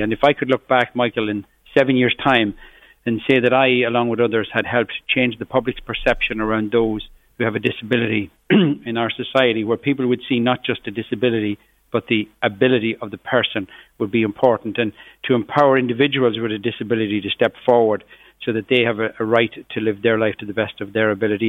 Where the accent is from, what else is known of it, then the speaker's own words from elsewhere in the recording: Cavan, Ulster, Ireland; from where I grew up in Cavan, just on the borders of Fermanagh